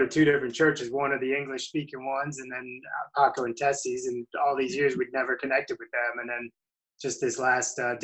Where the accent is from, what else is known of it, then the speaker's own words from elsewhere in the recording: Glens Falls, New York, United States; now in Atlanta, United States; My hometown is upstate New York, at a small town lake north of Albany, New York, called Queensbury Glens Falls